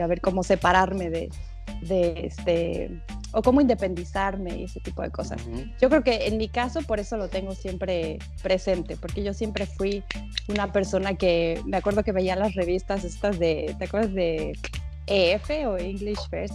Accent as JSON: {"language": "Spanish", "country": "Mexico", "moved": "yes", "lives_now": "Canada", "said": "en México tenemos este ese estereotipo"}